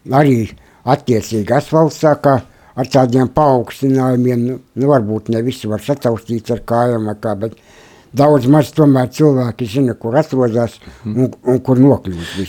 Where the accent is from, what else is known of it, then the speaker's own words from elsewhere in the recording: Latgale, Latvia; moved away; es esmu dzimis Latgalē, Baulu rajonā, Lieparu ciemā